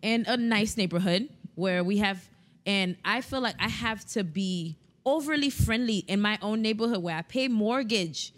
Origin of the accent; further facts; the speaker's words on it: South Florida, United States; we're from South Florida